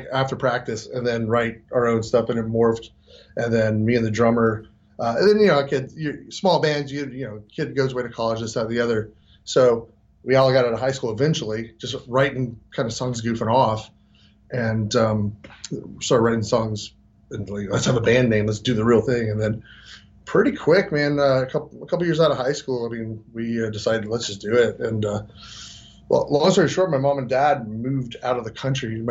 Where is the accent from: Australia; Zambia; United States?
United States; Marietta, Georgia; There's a town called Marietta, Georgia. It's right outside of Atlanta. And I've lived there my whole life